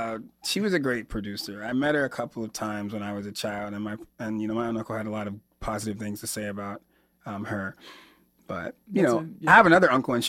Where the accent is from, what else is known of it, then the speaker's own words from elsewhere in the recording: Johnson City, New York, United States; born there; also born or lived in Alabama / Georgia / Florida; now in Chicago, United States; I was born in Johnson City, New York, which is right outside of Binghamton. And I lived most of my life in the South. So I've lived in Alabama and Georgia. I lived in Florida for about 13 years before I moved to Chicago a few years ago.